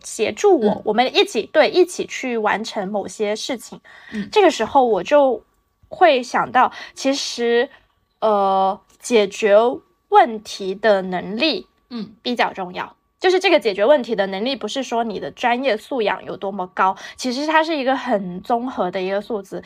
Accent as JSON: {"language": "Chinese", "region": "Guangdong", "country": "China", "said": "午睡这件事情对于我们广东人来说是很重要的"}